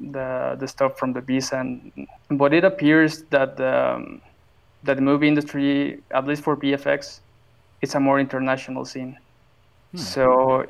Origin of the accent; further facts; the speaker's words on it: Mexico; I'm from Mexico